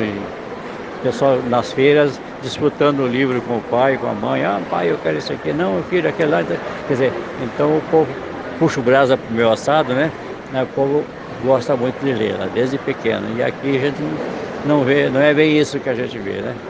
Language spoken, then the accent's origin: Portuguese; South Region, Brazil; now in Brasília, Brazil; hoje eu sou porque sou porque resido, mas eu sou do Sul